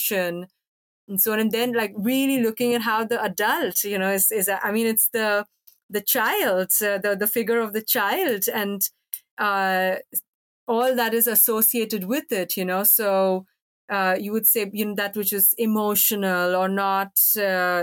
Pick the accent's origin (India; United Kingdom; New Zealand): India; moved away; also born or lived in Norway; I grew up in India